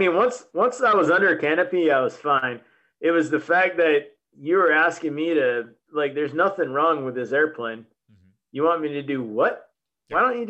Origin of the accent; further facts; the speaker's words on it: Lowell, Oregon, United States; also born or lived in Fall River Mills, California / Redding, California; where I grew up in Oregon though, it's, cause I was born in Redding. Yep. Well, actually a little town called Fall River Mills. Okay. We lived in Redding for a couple of years, but I claim, a little logging town in Oregon. It's called Lowell, Oregon.